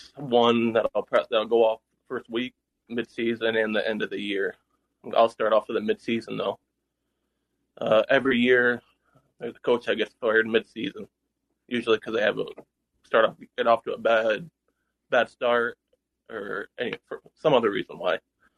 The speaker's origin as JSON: {"language": "English", "region": "Michigan", "country": "United States", "said": "I'm from Michigan"}